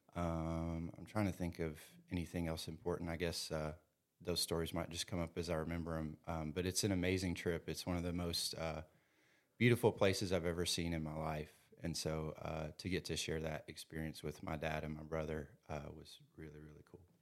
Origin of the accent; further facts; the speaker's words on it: Louisville, Kentucky, United States; some other guys from, uh, Louisville in my hometown